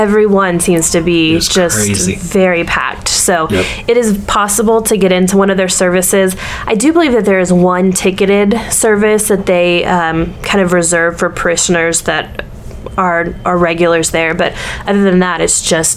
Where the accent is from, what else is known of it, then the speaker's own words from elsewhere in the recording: the South, United States; now in New York City, United States; growing up in the South